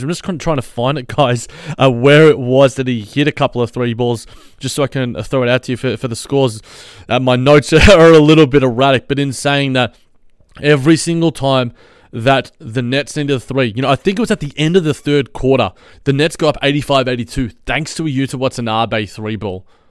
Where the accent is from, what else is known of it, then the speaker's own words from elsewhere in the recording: Australia; as an Aussie, as a fellow Aussie